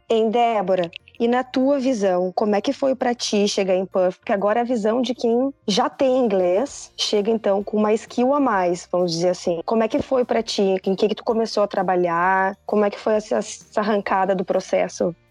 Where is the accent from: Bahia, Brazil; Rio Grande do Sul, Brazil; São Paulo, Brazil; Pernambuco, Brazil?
Rio Grande do Sul, Brazil; Porto Alegre; moved away as an adult; now in Sydney, Australia; eu venho de Porto Alegre